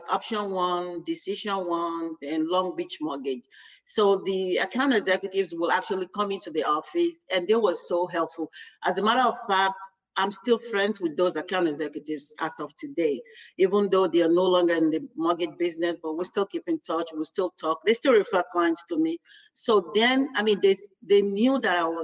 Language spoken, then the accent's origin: English; Nigeria; now in United States; I'm actually from Nigeria